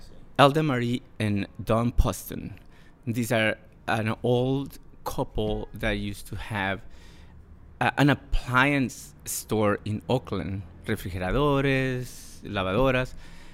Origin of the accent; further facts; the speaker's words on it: Guamúchil, Sinaloa, Mexico; also born or lived in Culiacán, Mexico / San Francisco Bay Area, United States; now in San Francisco, United States; I was born in Culiacán, pero vivimos casi siempre en Guamúchil.